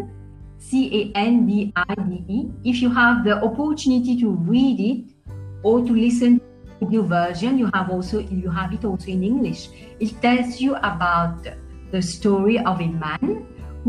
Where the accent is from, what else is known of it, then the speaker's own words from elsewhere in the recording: Mauritius; I come from Mauritius. I live in Mauritius. I was born in Mauritius.